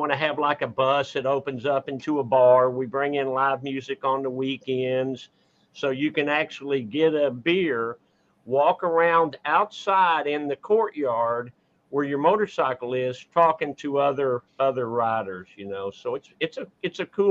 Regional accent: Dallas, Texas, United States; born and raised in Dallas, Texas, and never lived outside of it.

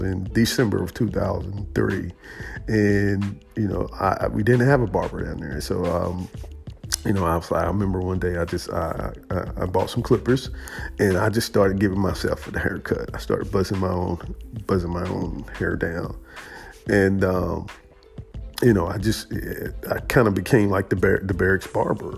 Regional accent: United States; as an African American barber, as a American barber, a Black American barber

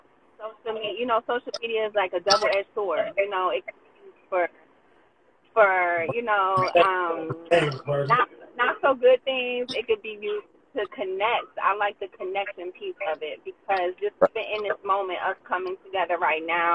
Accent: Morristown, United States; we're from Morristown, and we know people we grew up

